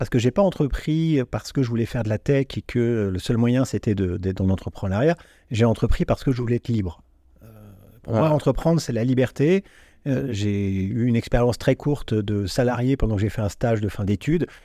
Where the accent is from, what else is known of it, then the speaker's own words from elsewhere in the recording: Vierzon, Centre-Val de Loire, France; also born or lived in Neuilly-sur-Seine; Je suis né à Neuilly-sur-Seine. Ah, t'es né là-bas Mais j'ai grandi ah, à Vierzon.